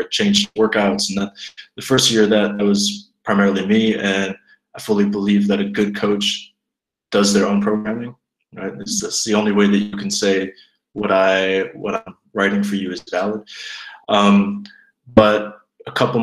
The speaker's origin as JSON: {"language": "English", "country": "United States", "tie": "born or raised there", "also_born_or_lived": "Zweibrücken, Germany", "moved": "as an adult", "lives_now": "Bavaria, Germany", "said": "moved to the States, and then basically grew up in America"}